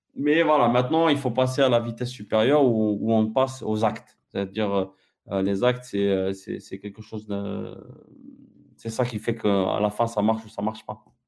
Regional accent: Algeria; je suis algérien, j'ai, mon passeport algérien jusqu'à maintenant

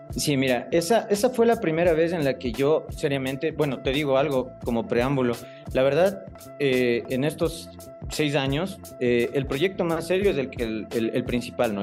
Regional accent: Quito, Pichincha, Ecuador; soy ecuatoriano, eh, soy quiteño de nacimiento

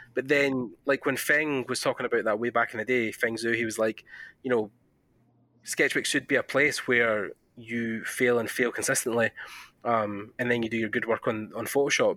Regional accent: Scotland, United Kingdom; accent: Scottish; my Scottish accent

